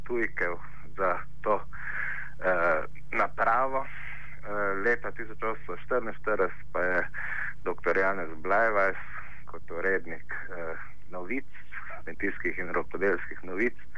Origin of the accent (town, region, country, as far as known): Slovenia